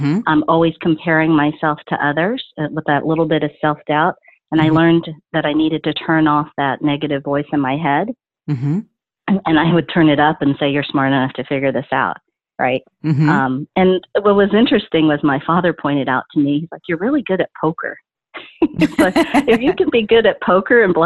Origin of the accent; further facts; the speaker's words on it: Dallas, Texas, United States; Even when I say Dallas